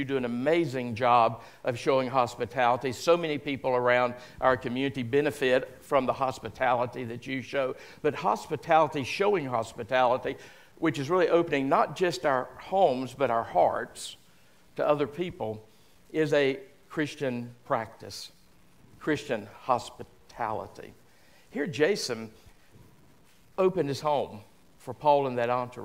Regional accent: the South, United States; a good phrase we use down south, or at least we used

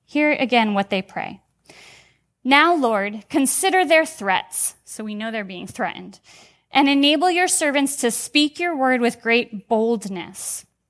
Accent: United States; as American Christians

